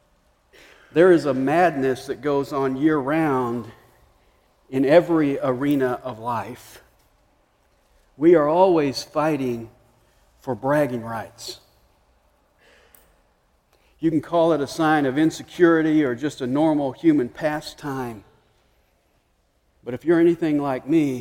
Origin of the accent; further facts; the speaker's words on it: Nashville, Tennessee, United States; moved away; I grew up in Nashville, so I grew up rooting for Vanderbilt